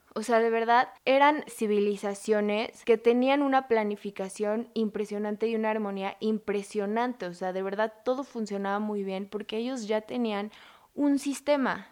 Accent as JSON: {"language": "Spanish", "country": "Mexico", "said": "como mexicanos"}